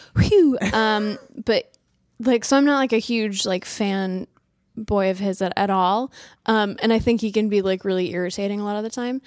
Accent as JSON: {"language": "English", "region": "New England", "country": "United States", "said": "I'm from New England, which I think is kind of a different cultural background"}